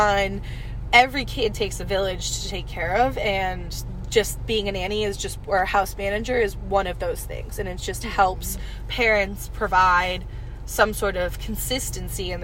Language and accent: English; New England, United States; moved away as an adult; Originally from New England